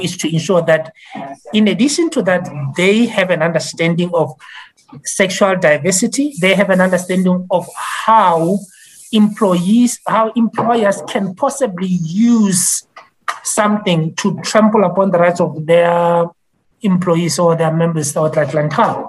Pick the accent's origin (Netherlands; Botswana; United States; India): Botswana; I am from Botswana.